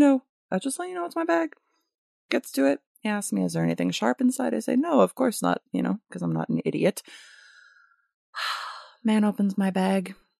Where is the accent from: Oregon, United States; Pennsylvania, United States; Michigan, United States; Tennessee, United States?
Michigan, United States; moved away as an adult; now in California, United States; I am coming to you from the glorious state of my conception and birth, Michigan